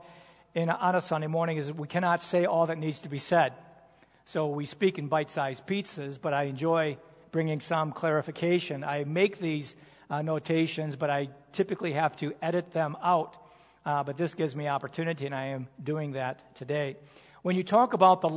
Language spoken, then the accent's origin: English; United States; I am an American